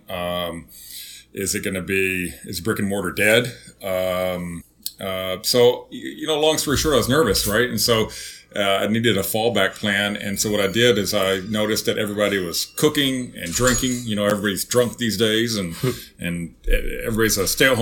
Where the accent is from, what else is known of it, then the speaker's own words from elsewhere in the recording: Zephyr, Texas, United States; moved away; growing up in Zephyr